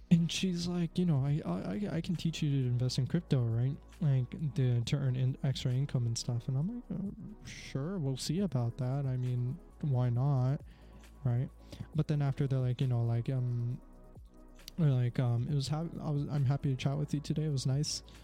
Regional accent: Canada; I'm from Canada

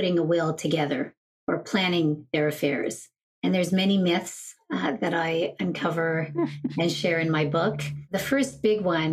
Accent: Montreal, Quebec, Canada; I'm originally from Montreal, a graduate of McGill University

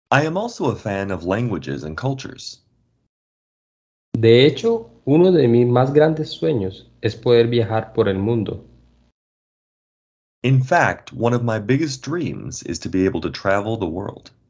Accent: Colombia; born there

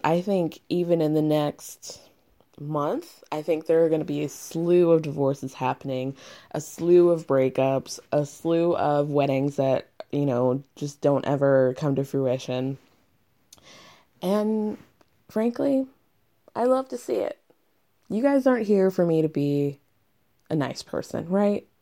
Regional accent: Atlanta, Georgia, United States; I'm from Atlanta

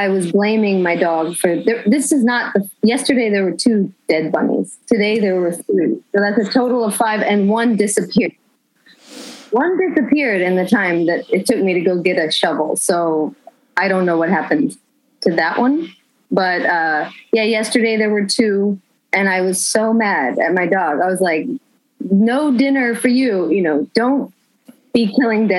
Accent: Austin, Texas, United States; now in upstate New York, United States; I grew up in Austin, Texas

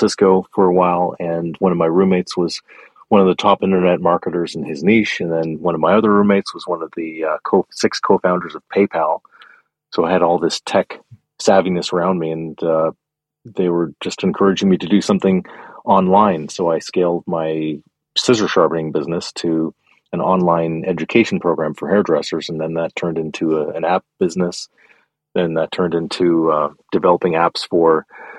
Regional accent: Canada; I grew up in Canada

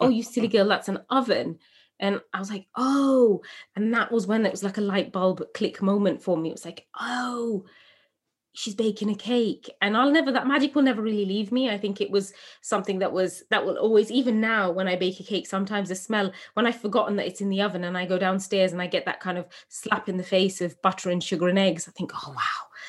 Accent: England, United Kingdom; born or raised there

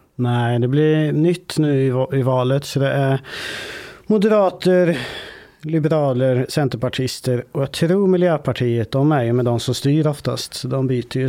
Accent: Vålberg, Värmland, Sweden; det är ett eh, ort som heter Vålberg. Ganska liten ort, 3000 invånare kanske. Där växte jag upp

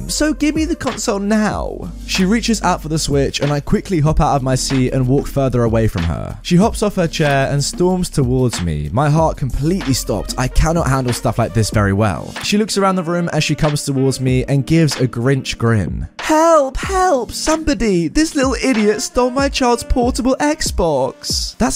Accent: Australia; By the way, I'm Australian, so you might see that some words are spelt different, like mum is spelt mum here. Keep in mind too, tasers are illegal in Australia

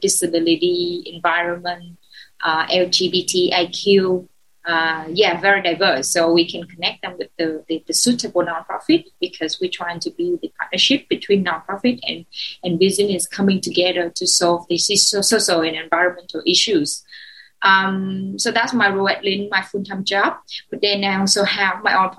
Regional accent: Ho Chi Minh City, Vietnam; English is a second language; I was born in Saigon. I'm Saigonese.

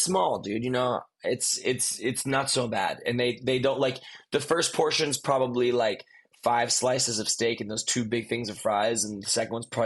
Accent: Highland Park, Illinois, United States; the city that I grew up in Illinois, in Highland Park, Illinois

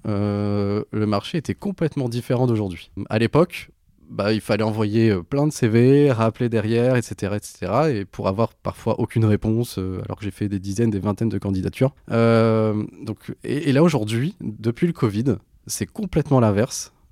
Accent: Béthune, Hauts-de-France, France; now in Lille, France; j'ai grandi dans le Pas-de-Calais, à Béthune.

